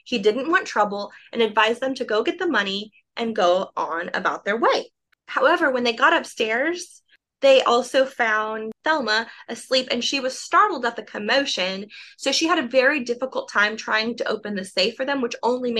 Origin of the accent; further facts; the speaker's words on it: Oklahoma, United States; I'm from Oklahoma